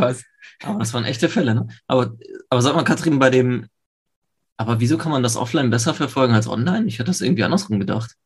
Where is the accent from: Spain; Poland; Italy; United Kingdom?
Poland; now in Germany; ich komm ja äh, ursprünglich aus Polen